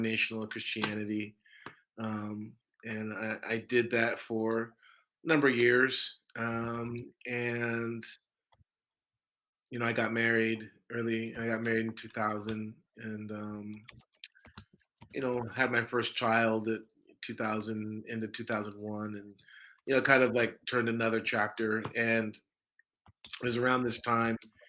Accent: Orange County, Southern California, United States; I'm from Southern California. I grew up in Southern California, in the late 80s and the 90s

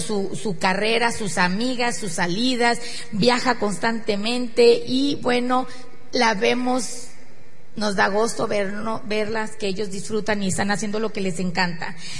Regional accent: northern Mexico, Mexico; somos mexicanos, que somos del norte

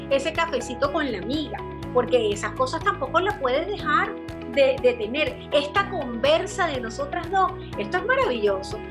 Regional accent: Venezuela; moved away as an adult; now in Chile; cuando yo salí de Venezuela

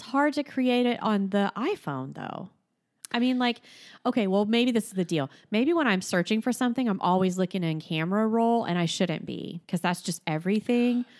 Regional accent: Florida, United States; I grew up in Florida

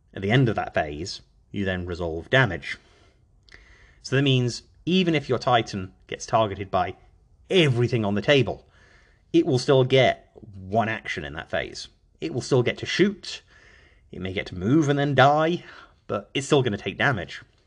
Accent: Stafford, West Midlands, United Kingdom; moved away as an adult; now in United States; my hometown of Stafford, Staffordshire.

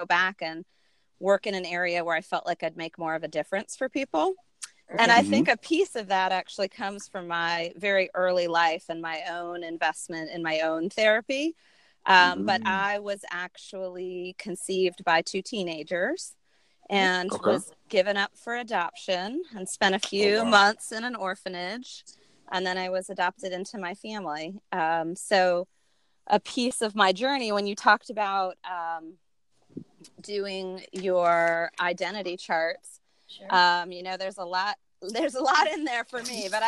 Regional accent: Washington, District of Columbia, United States; I am a Washington, D.C. native

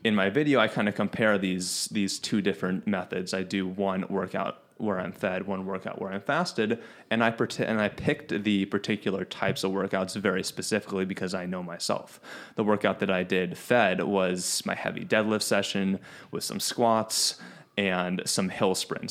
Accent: Chicago, Illinois, United States; I grew up in Chicago

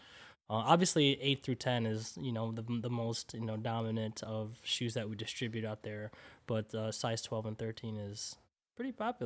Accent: Philippines; proud Filipino, every time I go back to the Philippines, I'm so proudful. I'm like, man, dude, I love being a Filipino, you know?

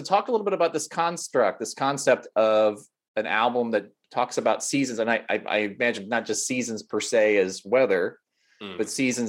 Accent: Lincoln, Nebraska, United States; I grew up in Lincoln, Nebraska, which is, you know, you have a car for everything.

